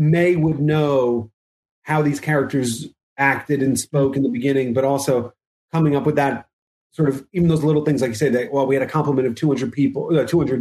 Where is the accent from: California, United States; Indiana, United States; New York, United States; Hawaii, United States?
New York, United States; me as a New Yorker